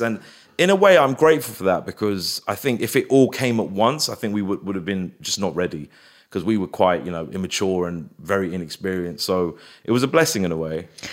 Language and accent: English; Feltham, London, United Kingdom; also born or lived in Hounslow; I grew up in Feltham, which was a very racist white area